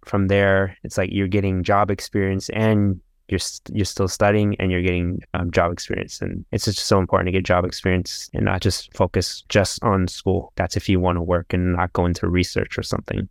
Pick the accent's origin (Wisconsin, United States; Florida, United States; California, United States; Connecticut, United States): California, United States; Sacramento; I haven't moved around a lot. Um, I was, I was born in, um, California, in Sacramento.